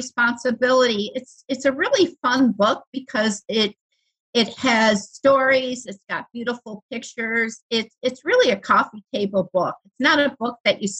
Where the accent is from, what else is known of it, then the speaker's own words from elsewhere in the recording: Buffalo, New York, United States; I'm from Buffalo, New York